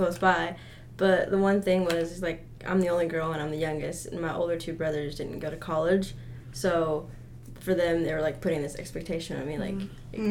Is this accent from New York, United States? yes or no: no; Dardanelle, Arkansas, United States; I'm from Darnell